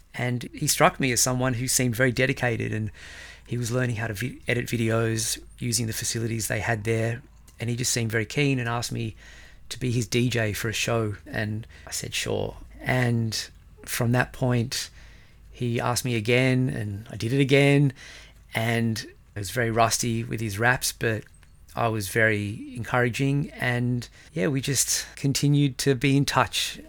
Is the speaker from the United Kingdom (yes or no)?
no; Australia; moved away as an adult; also born or lived in Israel; now in Stockholm, Sweden; in Australia, people can't say